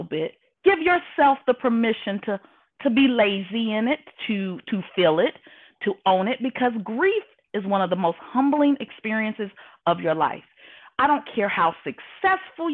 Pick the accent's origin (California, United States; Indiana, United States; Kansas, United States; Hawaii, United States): Indiana, United States; Indianapolis; moved away as an adult; now in Houston, United States; from Indianapolis, Indiana, living now in Houston, Texas